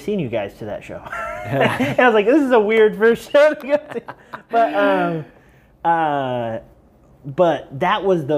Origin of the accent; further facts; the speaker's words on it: Elwood, Indiana, United States; I'm from Elwood, Indiana